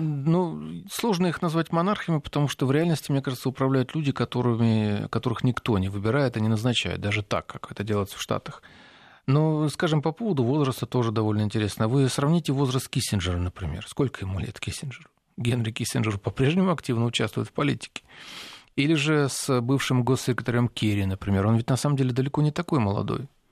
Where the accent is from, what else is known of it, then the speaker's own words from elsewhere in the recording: Ukraine; moved away; мы с вами выходцы из Украины